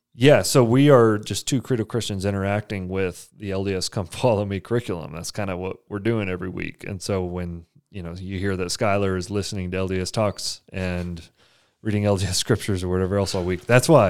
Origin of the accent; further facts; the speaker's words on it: Amarillo, Texas, United States; I grew up in Amarillo, Texas